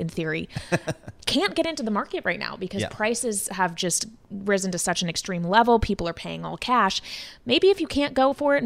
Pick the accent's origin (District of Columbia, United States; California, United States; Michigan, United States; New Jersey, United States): District of Columbia, United States; Washington; moved away; I'm from the Washington, D.C. area